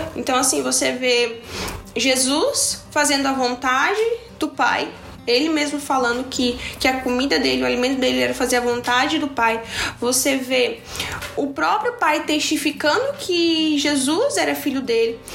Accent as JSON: {"language": "Portuguese", "town": "Tubarão", "region": "Santa Catarina", "country": "Brazil", "said": "eu tenho 20 anos e eu sou de Tubarão, Santa Catarina."}